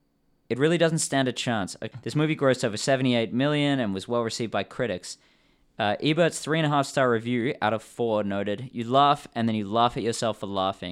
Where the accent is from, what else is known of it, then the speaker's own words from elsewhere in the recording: England, United Kingdom; born there; I was born in England, and I care about the Queen's English